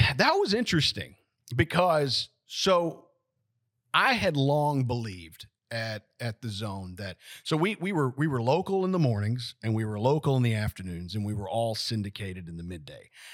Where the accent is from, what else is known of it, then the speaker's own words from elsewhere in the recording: Lewisburg, Tennessee, United States; I was born and raised, uh, in Lewisburg